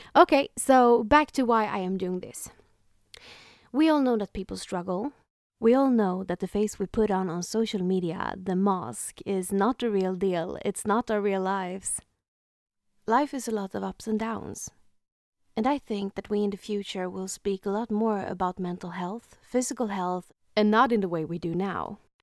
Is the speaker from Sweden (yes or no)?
yes; Sweden; first language Swedish; English is a second language; First of all, English is not my native language. I'm from Sweden, so it would be more natural to speak in Swedish.